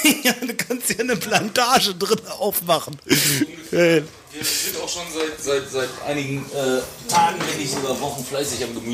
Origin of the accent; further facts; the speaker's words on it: Rödinghausen, North Rhine-Westphalia, Germany; Ich bin am Feierabend und ich komme aus Rödinghausen